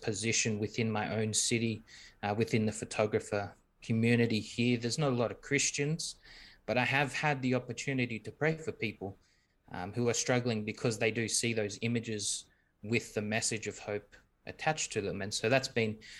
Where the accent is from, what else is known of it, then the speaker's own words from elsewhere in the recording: Australia; We're from Australia.